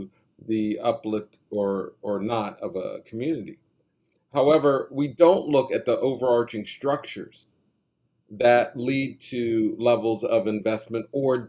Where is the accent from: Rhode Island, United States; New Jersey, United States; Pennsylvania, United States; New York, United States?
Pennsylvania, United States; Wilkinsburg; I grew up in Wilkinsburg.